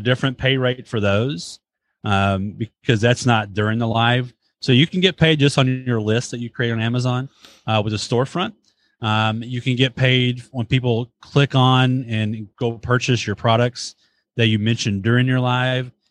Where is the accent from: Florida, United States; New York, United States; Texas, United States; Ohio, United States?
Texas, United States; Dallas; I was born in Dallas